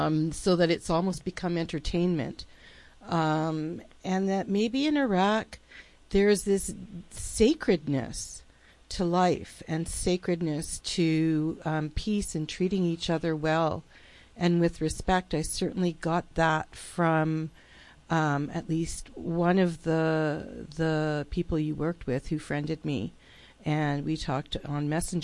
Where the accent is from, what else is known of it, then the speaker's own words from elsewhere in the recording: Canada; growing up in Canada, I've completely taken for granted living in a peaceful place. It's that just I have never experienced war here in my home country.